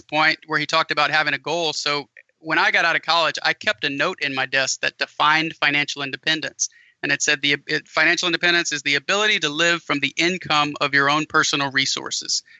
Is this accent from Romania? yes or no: no; an hour south of New Orleans, Louisiana, United States; moved away; I'm originally from an hour south of New Orleans